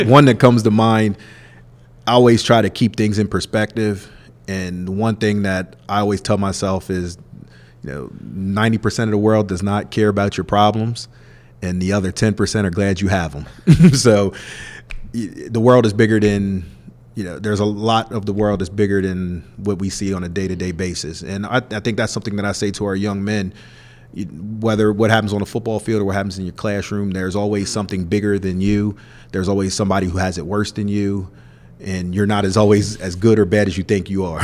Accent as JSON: {"language": "English", "town": "Middletown", "region": "Delaware", "country": "United States", "tie": "born or raised there", "moved": "yes", "said": "my hometown of Middletown, Delaware"}